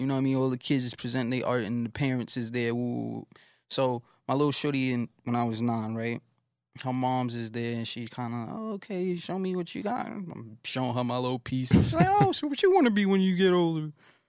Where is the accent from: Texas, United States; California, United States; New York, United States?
New York, United States; Brooklyn; Yeah, but I mean, Nano's, that's like the place that I'm born.